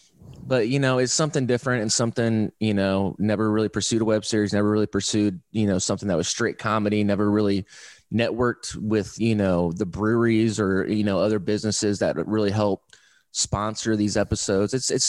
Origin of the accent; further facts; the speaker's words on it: Fort Wayne, Indiana, United States; moved away as an adult; now in Austin, United States; I'm from Fort Wayne